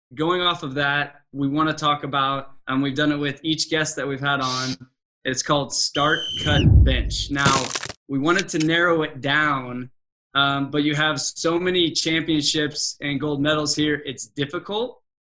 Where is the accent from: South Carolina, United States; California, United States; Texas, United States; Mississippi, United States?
California, United States; Mission Viejo; growing up in Mission Viejo, California